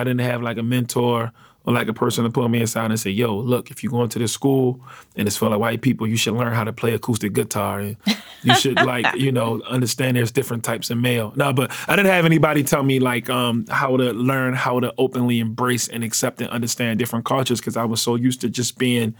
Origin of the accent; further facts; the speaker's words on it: Baltimore, Maryland, United States; Yeah, I'm from East Baltimore. I grew up in what you would call a drug family.